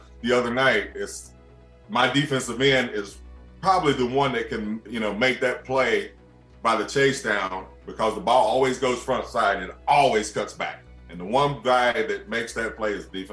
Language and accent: English; North Carolina, United States; I'm from North Carolina, Southern thing